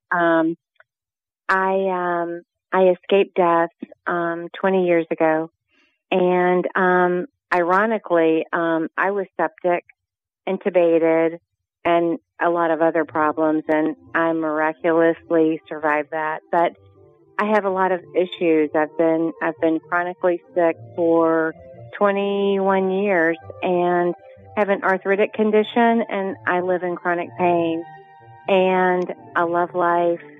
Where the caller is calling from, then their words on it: Lexington, Kentucky, United States; from Lexington, Kentucky.